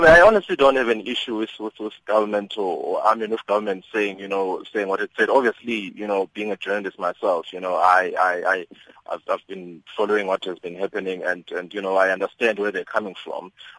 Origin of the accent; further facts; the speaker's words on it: South Africa; If I feel violated as a civilian, as a South African, as a civilian, then they need to accept that.